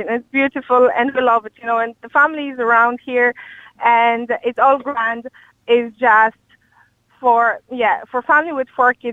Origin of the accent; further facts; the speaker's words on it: Poland; English is a second language; moved away as an adult; now in Ireland; I, am from Poland originally.